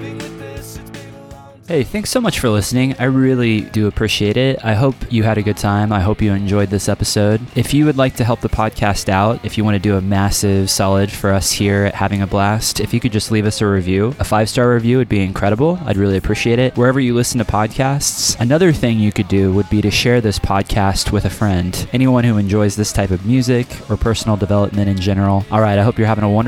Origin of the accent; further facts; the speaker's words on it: Kansas City, United States; that was in Kansas City, my hometown